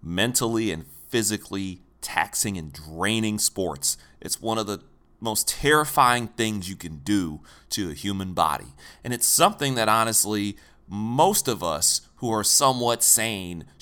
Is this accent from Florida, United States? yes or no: no; Detroit, Michigan, United States; I was a little boy growing up in Detroit.